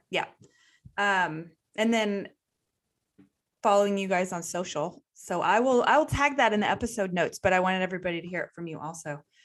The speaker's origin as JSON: {"language": "English", "region": "Texas", "country": "United States", "said": "us Texas people"}